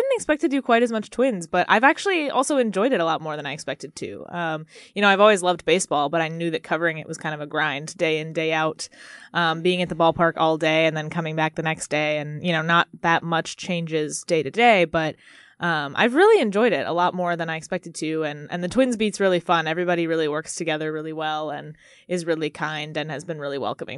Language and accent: English; Arkansas, United States; Yeah, so I'm kind of from all over. We moved around a lot as a kid, but I'm mostly from Arkansas. So grew up there.